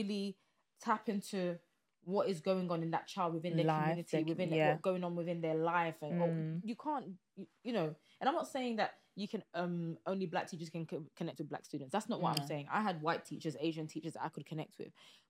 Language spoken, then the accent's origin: English; Nigeria; because I could relate to him as a Nigerian, that made it easier.